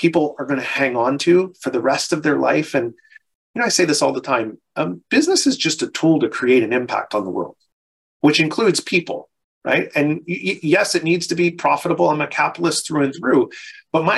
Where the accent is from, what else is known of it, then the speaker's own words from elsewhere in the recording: Philadelphia, Pennsylvania, United States; I'm from Philadelphia